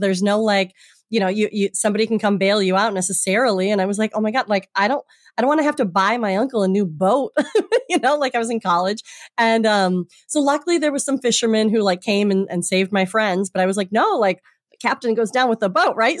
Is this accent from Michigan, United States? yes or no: yes; Traverse City, Michigan, United States; moved away as an adult; also born or lived in Holland, Michigan; now in Boston, United States; I'm from Michigan originally and grew up on the lakes